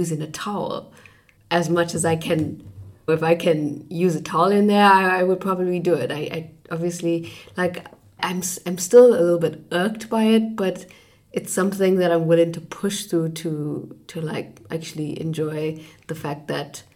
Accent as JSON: {"language": "English", "country": "South Africa", "moved": "as an adult", "lives_now": "Germany", "said": "as a South African"}